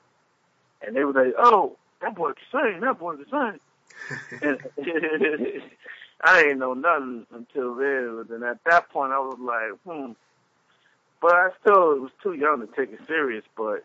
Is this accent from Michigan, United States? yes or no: no; New York City, New York, United States; moved away; also born or lived in Texas; I'm from the Bronx, New York